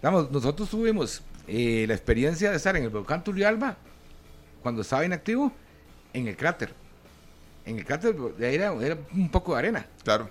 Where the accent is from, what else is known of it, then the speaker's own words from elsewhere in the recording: San Antonio de Belén, Heredia, Costa Rica; en Belén, San Antonio de Belén, yo soy nativo de Belén